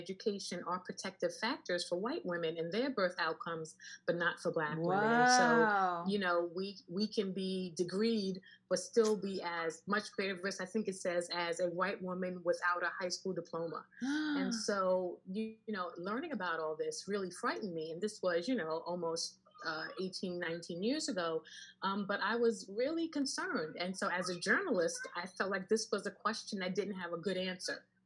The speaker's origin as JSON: {"language": "English", "town": "New York City", "region": "New York", "country": "United States", "tie": "born or raised there", "also_born_or_lived": "London", "said": "I am a native New Yorker, born and raised in Queens."}